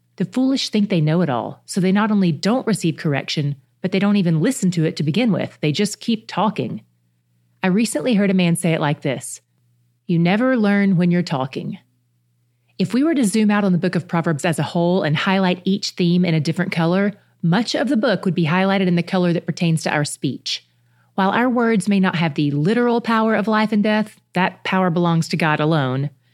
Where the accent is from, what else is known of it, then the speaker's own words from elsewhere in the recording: the South, United States; I grew up in the South